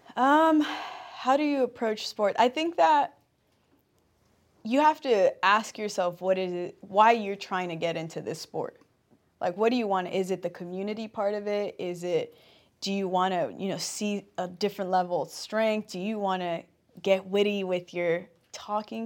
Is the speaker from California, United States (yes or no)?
yes; Compton, California, United States; I'm born and raised in Compton